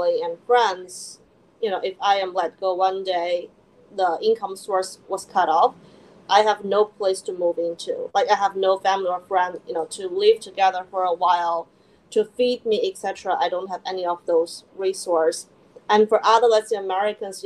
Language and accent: English; China; moved away as an adult; also born or lived in Philadelphia, United States; now in New York, United States; I was born and raised in China